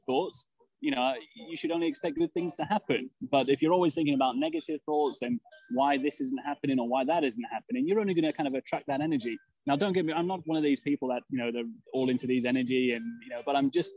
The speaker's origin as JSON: {"language": "English", "region": "England", "country": "United Kingdom", "tie": "born or raised there", "said": "growing up in England, being born in England to a Serbian family"}